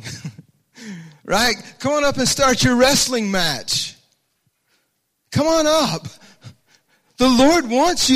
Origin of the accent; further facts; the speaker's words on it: Alabama, United States; I grew up in the South, a little church down in Alabama